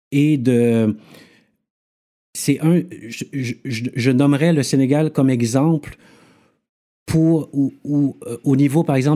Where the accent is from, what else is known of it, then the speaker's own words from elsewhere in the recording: Montreal, Quebec, Canada; also born or lived in Yaoundé, Cameroon; Je suis né à, je suis né à Yaoundé, {S1} qui est la capitale du Cameroun. Mhm. {S3} À l'âge de deux ans, j'ai déménagé à Montréal-Nord avec mes parents.